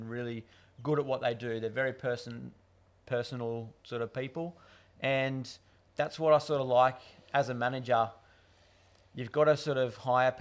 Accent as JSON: {"language": "English", "area": "Hawkesbury", "region": "New South Wales", "country": "Australia", "tie": "born or raised there", "also_born_or_lived": "London", "said": "sort of grown up in a Hawkesbury family, born and bred in the Hawkesbury area"}